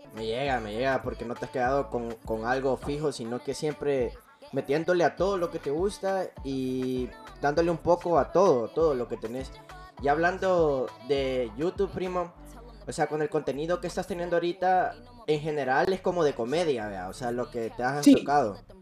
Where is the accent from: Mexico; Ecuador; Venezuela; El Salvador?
El Salvador